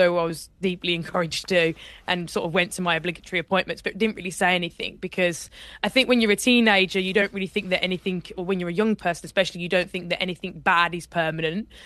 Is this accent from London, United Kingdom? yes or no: no; Birmingham, West Midlands, United Kingdom; I grew up in Birmingham, and in Birmingham you don't really do rowing.